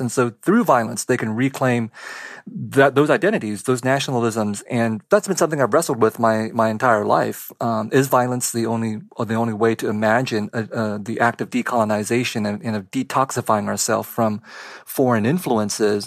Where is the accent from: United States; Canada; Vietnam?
Vietnam; moved away; I was born in Vietnam